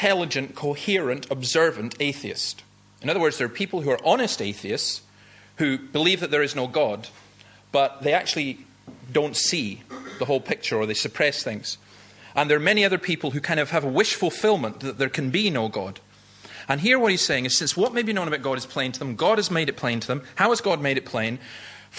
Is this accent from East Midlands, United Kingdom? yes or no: no; Easter Ross, Scotland, United Kingdom; I grew up in Easter Ross and I lived above Nigg Cliffs